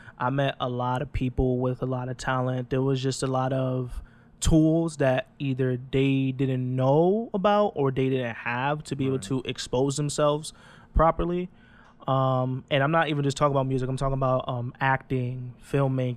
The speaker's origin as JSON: {"language": "English", "town": "Hartford", "region": "Connecticut", "country": "United States", "tie": "born or raised there", "said": "I was born and raised in Hartford, Connecticut"}